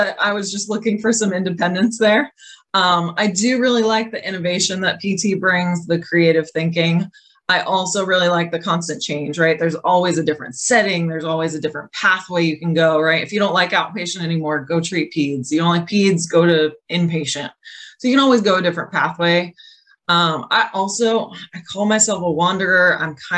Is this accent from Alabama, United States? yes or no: no; New Hampshire, United States; moved away as an adult; also born or lived in St. Louis, Missouri / Massachusetts / Boston; now in Florida, United States; I'm from New Hampshire. Born and raised, kind of moved out of the state pretty quickly